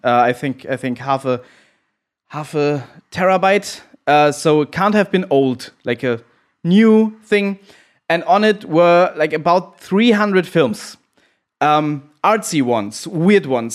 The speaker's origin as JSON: {"language": "English", "country": "Germany", "said": "I'm the one from Germany here."}